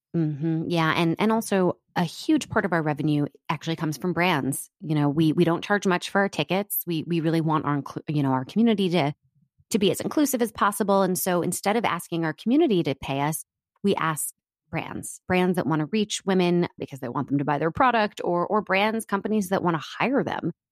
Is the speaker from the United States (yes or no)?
yes; Washington, District of Columbia, United States; moved away as an adult; also born or lived in New York; now in Los Angeles, United States; I grew up in Washington, D C before that.